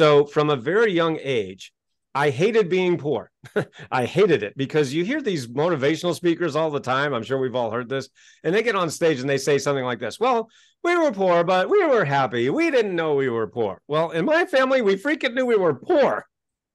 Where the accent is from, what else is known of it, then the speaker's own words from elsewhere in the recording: Kennebunkport, Maine, United States; also born or lived in Hackensack, New Jersey; I was born in New Jersey, but when I was 2 years old, my family moved to Kennebunkport, Maine. So I grew up poor in a rich neighborhood.